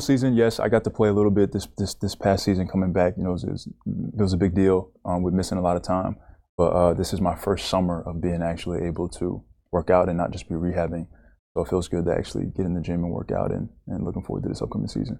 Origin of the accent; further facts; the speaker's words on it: Naples, Florida, United States; also born or lived in Bronx, New York; I grew up in Bronx, New York, till I was about ten. Played a little bit of basketball there, but not, it wasn't, like, my thing. Moved to Naples, Florida